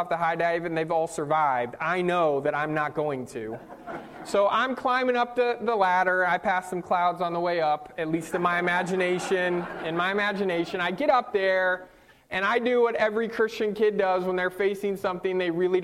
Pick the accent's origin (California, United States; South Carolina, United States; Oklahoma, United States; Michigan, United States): California, United States; Northern; moved away; I grew up on the West Coast in Northern California